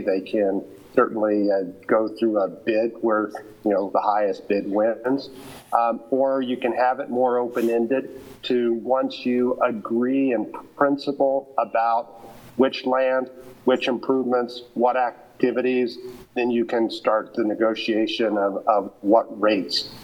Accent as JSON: {"language": "English", "town": "Lawrence", "region": "Kansas", "country": "United States", "tie": "born or raised there", "moved": "as an adult", "lives_now": "Colorado, United States", "said": "Lawrence is my hometown, even though I've been in Colorado now for 30 years."}